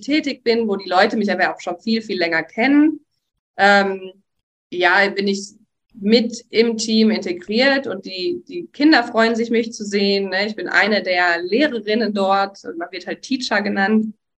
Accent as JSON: {"language": "German", "town": "Hagen", "region": "North Rhine-Westphalia", "country": "Germany", "moved": "as an adult", "lives_now": "Sri Lanka", "said": "ich komme aus Hagen und da im Nachbarort in NRW habe ich gearbeitet"}